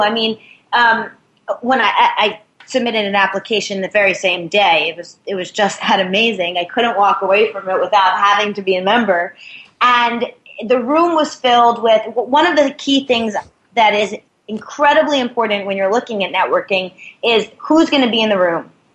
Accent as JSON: {"language": "English", "region": "New York", "country": "United States", "said": "I'm from New York"}